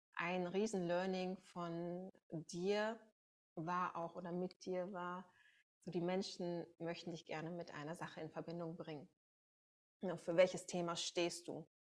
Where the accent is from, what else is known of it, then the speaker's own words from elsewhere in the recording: Münsterland, North Rhine-Westphalia, Germany; now in Berlin, Germany; ich komme ursprünglich aus dem Münsterland